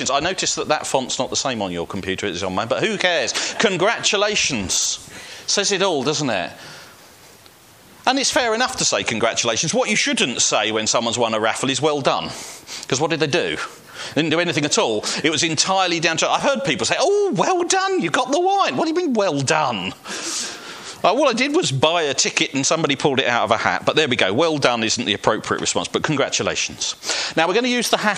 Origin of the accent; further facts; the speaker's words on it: Welling, London, United Kingdom; I was brought up in Welling United Reformed Church